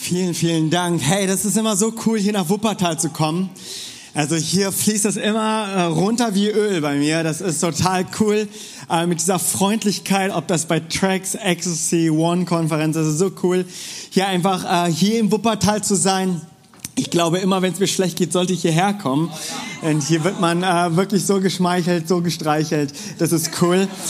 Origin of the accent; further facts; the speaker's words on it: South Korea; now in Bonn, Germany; bin ursprünglich Koreaner